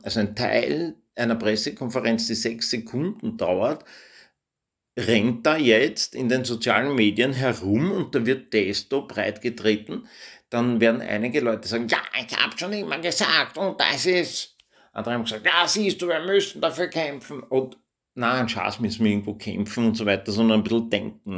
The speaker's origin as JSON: {"language": "German", "country": "Austria", "said": "ich bin Österreicher"}